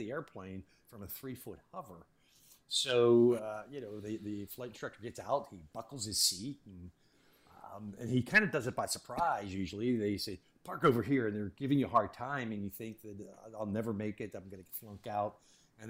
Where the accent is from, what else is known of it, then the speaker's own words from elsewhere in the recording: Pittsburgh, Pennsylvania, United States; Growing up in Pittsburgh